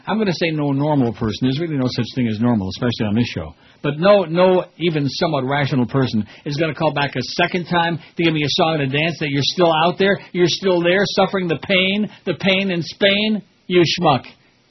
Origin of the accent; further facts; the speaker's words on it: New York, United States; Yeah, I'm from New York.